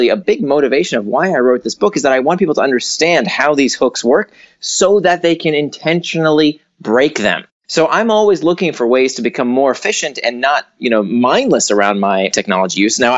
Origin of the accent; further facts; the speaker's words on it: Orlando, Florida, United States; also born or lived in Atlanta / New York; now in San Francisco, United States; I grew up in Orlando and then went to school in Atlanta and then New York. Uh, then I was in Silicon Valley and now I'm in San Francisco.